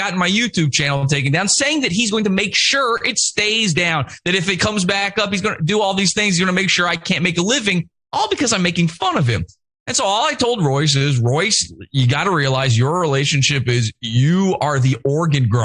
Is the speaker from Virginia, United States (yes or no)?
yes; Richmond, Virginia, United States; moved away; I'm from an old Mason family. I'm from Richmond, Virginia